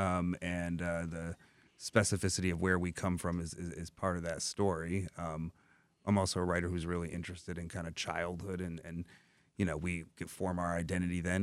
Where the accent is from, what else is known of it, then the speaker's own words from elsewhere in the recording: Dearborn, Michigan, United States; I grew up in Dearborn